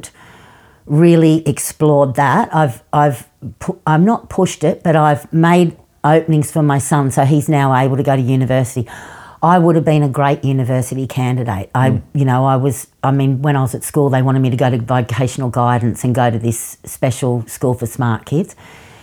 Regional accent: Sydney, New South Wales, Australia; we were living in the western suburbs of Sydney at that stage. I was born in Leichhardt when we were living in Leichhardt.

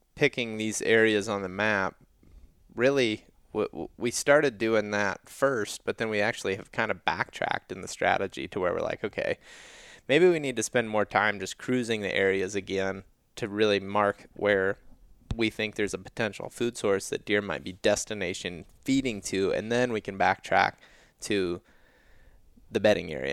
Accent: Western Ohio, United States; I grew up in Western Ohio

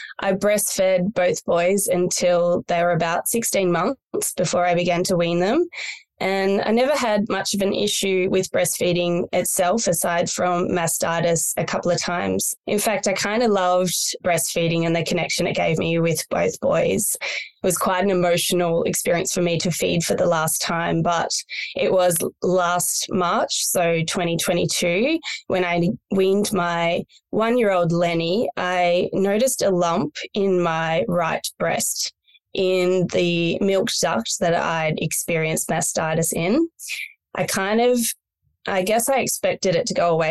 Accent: country Victoria, Australia; moved away as an adult; also born or lived in Melbourne; now in Byron Bay, Australia; I was born in Melbourne and raised in country Victoria

